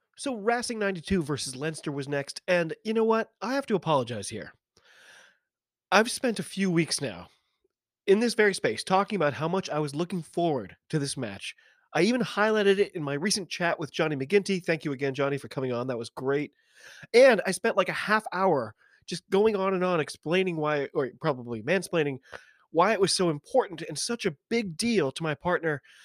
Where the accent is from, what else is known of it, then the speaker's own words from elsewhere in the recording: United States; I'm an American